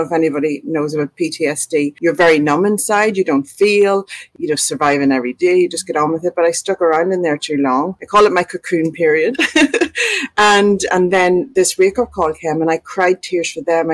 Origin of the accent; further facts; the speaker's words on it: Ireland; moved away as an adult; now in Australia; We had moved to Australia 2.5 years before beforehand. I'm from Ireland, so we moved to Australia 2.5 years beforehand